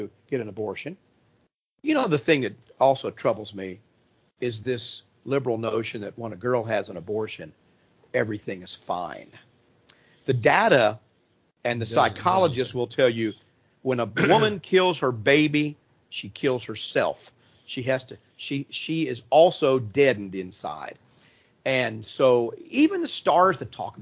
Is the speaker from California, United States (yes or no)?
no; Ohio, United States; I grew up in Ohio